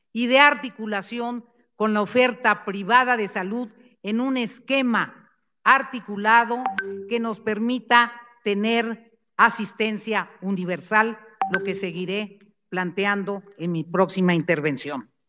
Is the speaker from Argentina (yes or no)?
no; Mexico